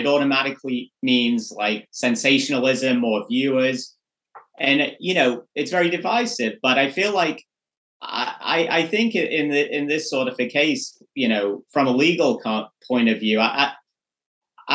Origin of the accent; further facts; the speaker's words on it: England, United Kingdom; moved away; I'm from England. I was born and raised in England.